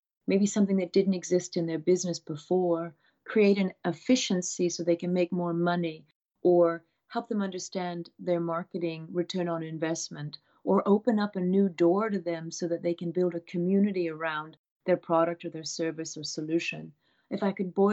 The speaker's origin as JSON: {"language": "English", "region": "Abruzzo", "country": "Italy", "tie": "born or raised there", "said": "I grew up around mountains in Italy in an area called Abruzzi"}